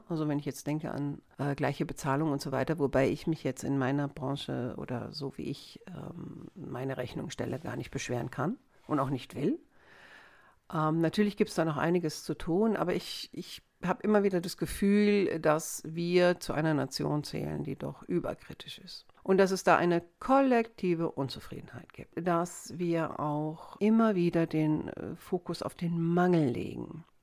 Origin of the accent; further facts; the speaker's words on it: Wiesbaden, Hesse, Germany; jetzt am Wochenende war ich auch in meiner alten Heimatstadt Wiesbaden